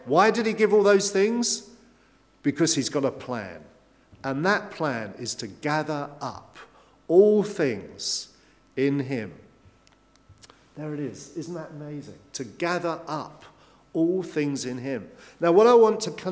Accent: England, United Kingdom; we're English

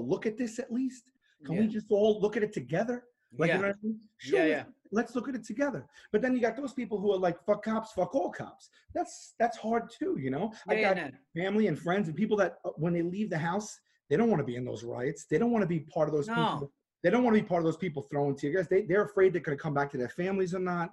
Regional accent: New York City, New York, United States; I grew up in Staten Island, which is largely conservative

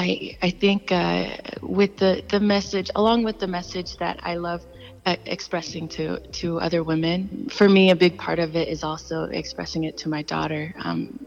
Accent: Salt Lake City, Utah, United States; also born or lived in Los Angeles; I definitely am proud to represent my hometown

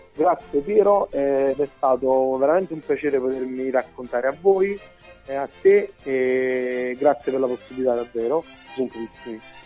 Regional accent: Campania, Italy; essendo campano

